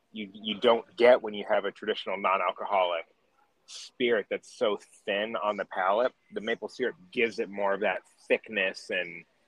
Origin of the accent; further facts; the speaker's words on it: New England, United States; now in Baltimore, United States; I grew up in New England